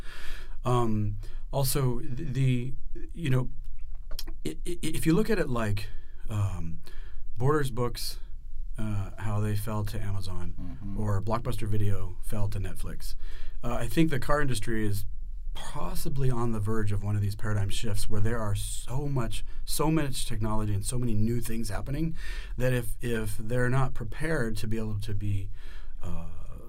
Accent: Prescott, Arizona, United States; I grew up in Prescott, Arizona, redneck

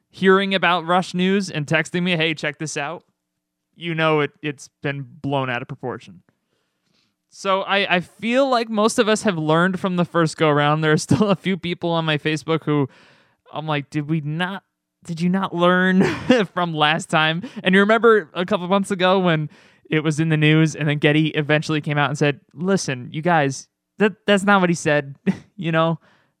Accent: Albany, New York, United States; Albany, New York.

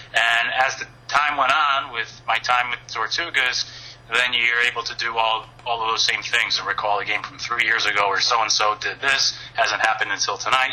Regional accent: Northeast, United States; now in South Carolina, United States; growing up in the Northeast, I have listened to a lot of uh, WFAN

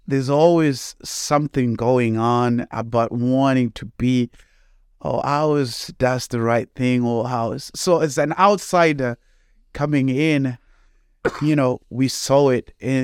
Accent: Zimbabwe; moved away as an adult; now in United States; So when you take the aspect that I'm from Zimbabwe, I came to the United States back in August of 2008 to go to Fred Hartman University for college.

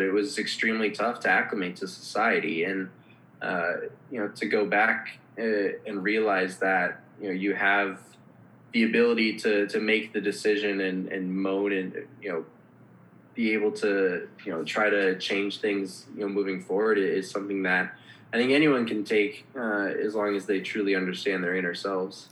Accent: Minneapolis, Minnesota, United States; moved away as an adult; also born or lived in Los Angeles; I grew up in Minneapolis, so by no means am I like a, a small town boy

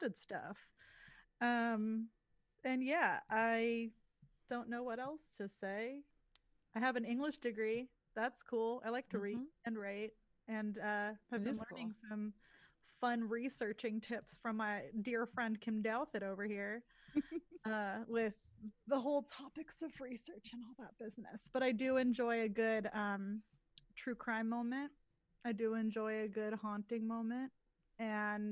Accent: Los Angeles, California, United States; moved away as an adult; now in Seattle, United States; I am originally from the Los Angeles area

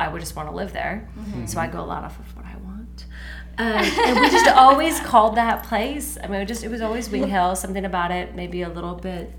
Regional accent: Blue Springs, Missouri, United States; we met actually in college, but we are both from Blue Springs. We actually went to the same church.

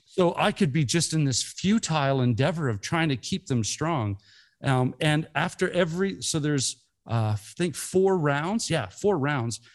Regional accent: Canada; we're Canadians

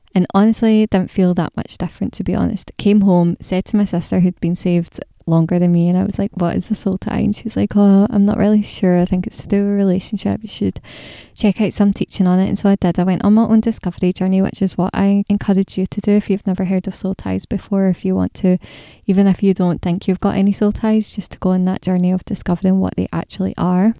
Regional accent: Scotland, United Kingdom; I'm Scottish

